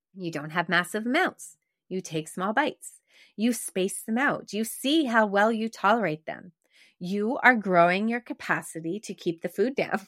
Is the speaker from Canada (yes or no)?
yes; Quebec, Canada; growing up in Quebec